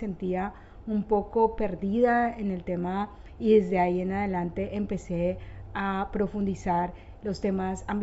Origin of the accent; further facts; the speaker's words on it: Bogotá, Bogotá Capital District, Colombia; Eh, soy cachaca, soy de, Bogotá, pero mis padres son del sur del Tolima, eh, son, bueno, como todos nuestros padres son campesinos, también víctimas de la violencia.